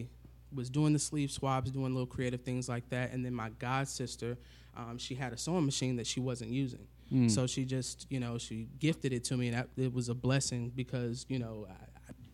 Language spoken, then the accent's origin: English; Indianapolis, Indiana, United States; I am born and raised here in Indy.